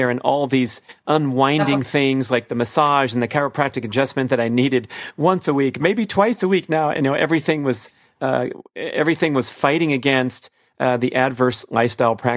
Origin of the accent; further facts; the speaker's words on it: Los Angeles, California, United States; growing up in the Los Angeles area in the smoggy San Fernando Valley